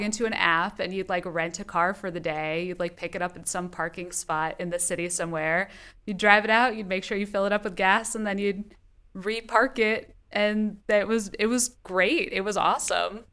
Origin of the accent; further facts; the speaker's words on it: San Diego County, California, United States; I'm from a small town in San Diego County